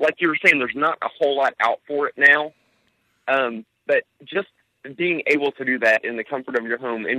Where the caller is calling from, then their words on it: Franklin, Indiana, United States; Oh, I am in Franklin, Indiana.